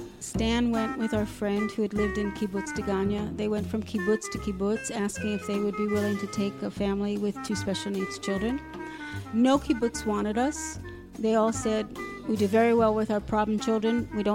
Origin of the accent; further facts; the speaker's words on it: Alaska, United States; now in Safed, Israel; Well, I think because we came from Alaska, they sent us to the most northern absorption center, which happens to be in Tzfat.